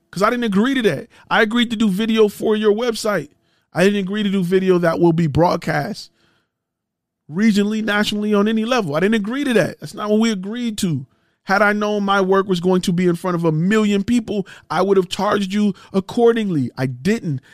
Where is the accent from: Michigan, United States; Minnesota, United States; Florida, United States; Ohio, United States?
Michigan, United States; Detroit; I'm from Detroit